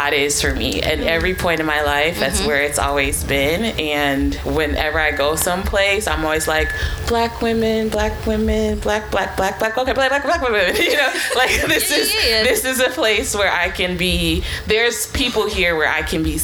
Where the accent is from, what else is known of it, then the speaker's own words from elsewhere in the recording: Atlanta, Georgia, United States; I'm from Atlanta, Georgia.